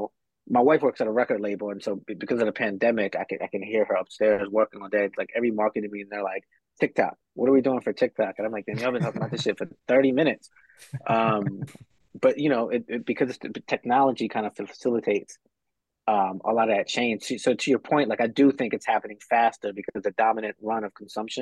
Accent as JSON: {"language": "English", "region": "Delaware", "country": "United States", "said": "I'm originally from Delaware"}